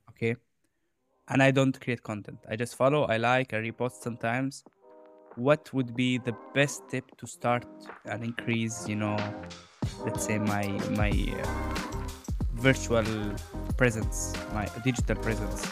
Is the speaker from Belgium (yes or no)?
no; Jordan; I grew up in Jordan